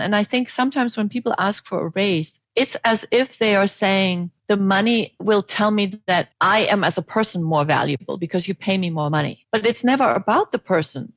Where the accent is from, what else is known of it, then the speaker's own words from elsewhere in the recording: Germany; now in United States; I was born in Germany, and when I came to the United States, worked for international organizations